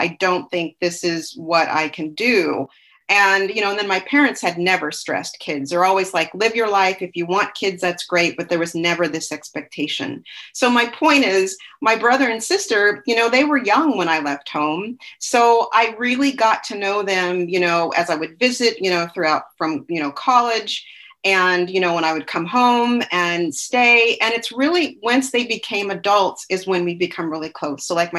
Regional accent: Seattle, Washington, United States; also born or lived in Alaska / Colorado; I was born in Seattle. So we moved around a lot there, Seattle, little towns, Tacoma, Puyallup.

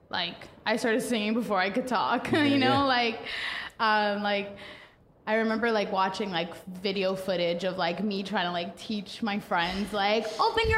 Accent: Toronto, Ontario, Canada; I was born and raised here. I've never moved

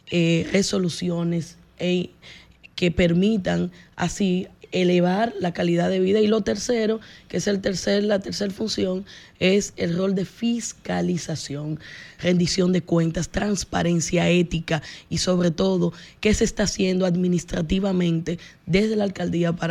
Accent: Distrito Nacional, Dominican Republic; Sí, yo nací, me he formado y he recibido muchas oportunidades esta, de esta ciudad y yo quiero devolverle porque hay mucho que hacer en el Distrito Nacional

